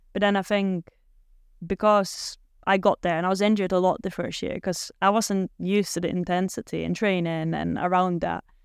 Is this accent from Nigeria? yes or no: no; Netherlands; accent: Dutch; English is a second language; moved away as an adult; also born or lived in Germany; they weren't always happy with my accent 'cause I did still sound a bit Dutch